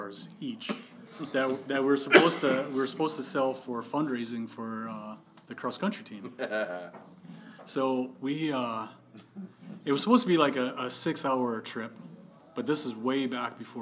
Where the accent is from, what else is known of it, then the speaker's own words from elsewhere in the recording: Wisconsin, United States; I'm from Wisconsin